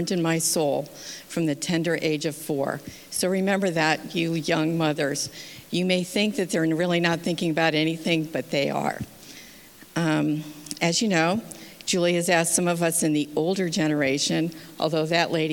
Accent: Massachusetts, United States; also born or lived in Schenectady, New York; I was born in 1953 in Schenectady, New York, and raised mostly in Massachusetts.

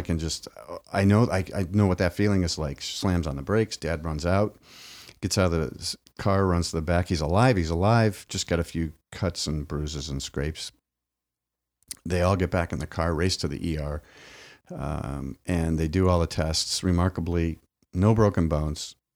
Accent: Midwest, United States; my grandparents even would sit on the, on the porch in the farm growing up in the Midwest

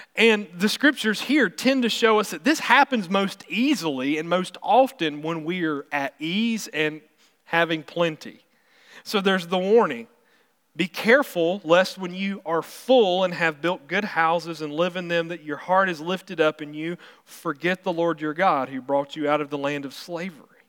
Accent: South Carolina, United States; now in Missouri, United States; I'm from South Carolina, so I'm from the coast area, and so I always miss being able to get seafood, because that's what I remember growing up

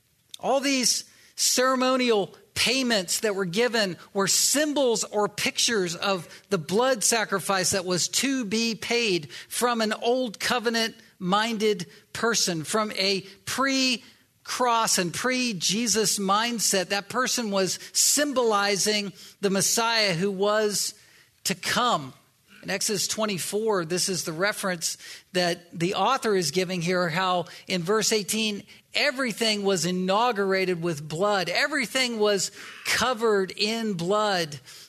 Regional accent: the South, United States; yeah, I'm from the South originally.

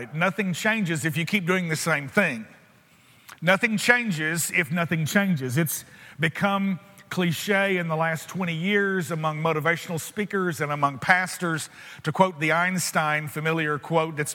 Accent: United States; I'm an American

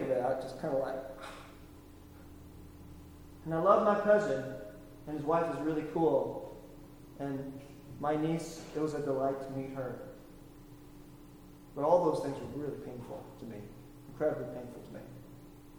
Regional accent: the Bay Area, California, United States; also born or lived in South Korea; I was born there. I grew up here in the Bay Area

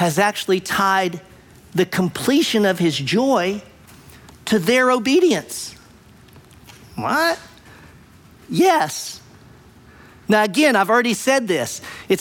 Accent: United States; I'm American, half Japanese, American

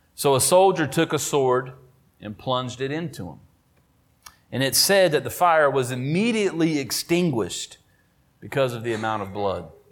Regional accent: Oakboro, North Carolina, United States; do ministry in Oakboro, my hometown. Went to the high school across the street

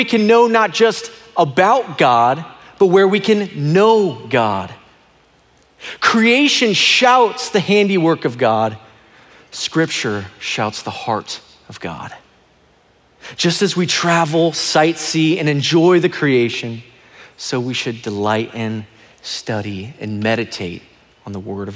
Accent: Phoenix, Arizona, United States; I was born and raised here in Phoenix, Arizona, and I love this state.

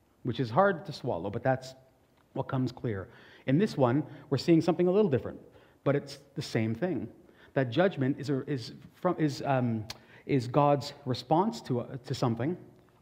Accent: Portugal; And I'm Portuguese

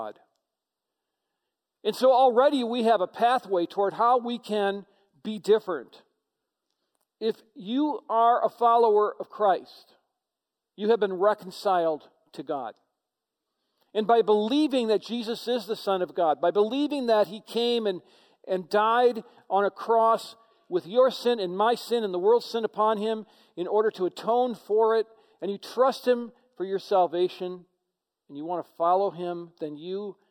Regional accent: United States; as Americans

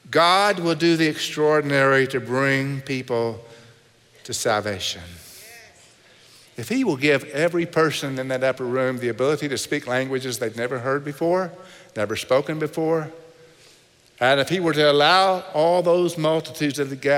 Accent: Texas, United States; I know I'm from Texas and I really sound like it when I talk about the word all.

